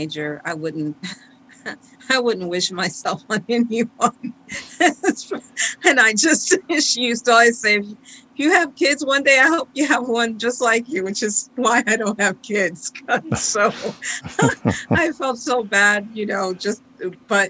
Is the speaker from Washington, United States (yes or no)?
no; Detroit, Michigan, United States; growing up in Detroit and that area, I had a rich upbringing.